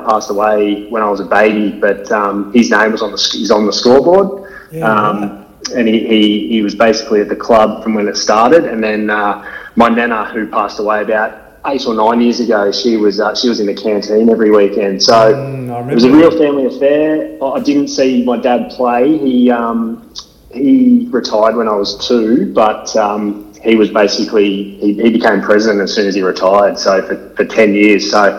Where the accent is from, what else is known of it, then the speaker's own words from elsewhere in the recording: Shepparton, Victoria, Australia; moved away as an adult; also born or lived in Fremantle, Western Australia; I grew up in Shepparton, but I played my junior footy out at Congupna as well as at Notre Dame once I got to secondary school.